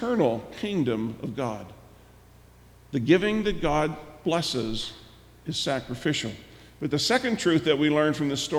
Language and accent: English; United States; us as American Christians